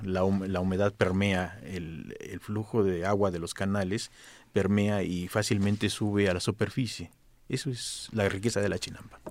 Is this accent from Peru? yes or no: no; Mexico City, Mexico; Yo soy del barrio de Colhuacatzinco, Atlilic, Asunción